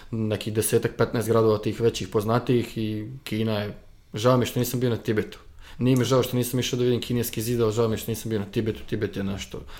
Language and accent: Croatian; Novi Grad, Republika Srpska, Bosnia & Herzegovina; moved away as an adult; now in China; u mom rodnom gradu sam završio fakultet